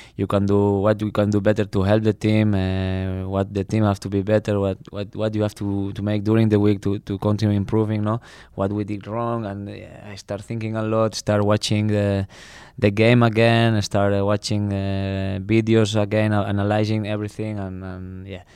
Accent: Barcelona, Catalonia, Spain; English is a second language; moved away as an adult; also born or lived in Krakow, Poland; now in Tilburg, Netherlands; I come from Barcelona, big city

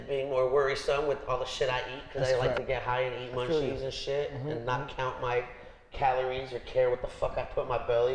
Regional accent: Los Angeles, California, United States; I'm a delicate dude from the Valley

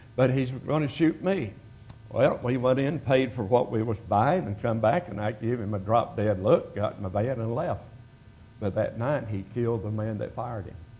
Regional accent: United States; moved away as an adult; also born or lived in North Carolina / Jamaica / Georgia; I was born in America

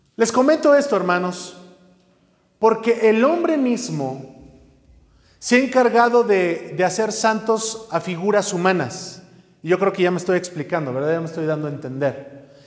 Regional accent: Mexico; lo cantamos como mexicanos

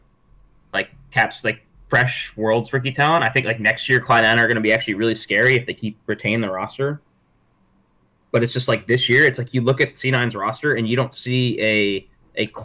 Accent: United States; now in Korea; I'm from America

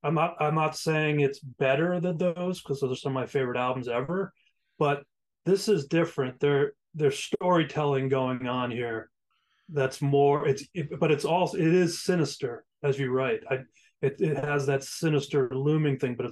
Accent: New England, United States; I'm from New England

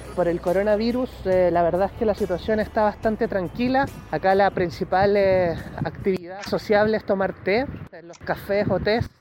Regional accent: Chile; moved away as an adult; also born or lived in Barcelona, Spain; soy periodista chileno

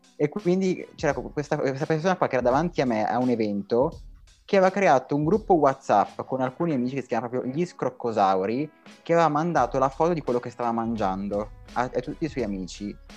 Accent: Brianza, Lombardy, Italy; moved away as an adult; now in Milan, Italy; vengo dalla Brianza, ma vivo da Milano, vivo a Milano da tre anni

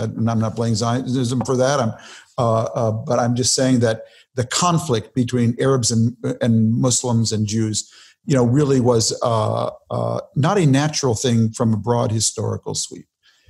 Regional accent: Minnesota, United States; growing up in Minnesota

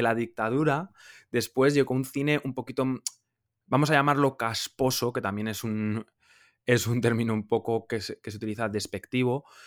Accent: Logroño, La Rioja, Spain; moved away as an adult; now in Madrid, Spain; vengo de La Rioja, de Logroño, de una ciudad pequeña de España, pero me mudé con 19 años a Madrid

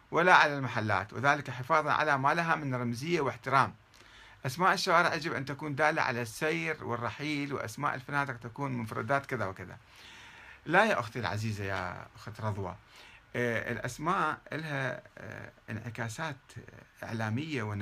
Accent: South, Iraq; طبعا أنا ابن الجنوب ولا أقبل بهذا

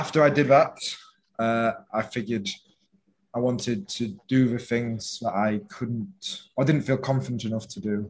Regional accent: England, United Kingdom; moved away as an adult; now in Phuket, Thailand; I'm from England, 26 years old, and right now I'm living in Thailand, Phuket

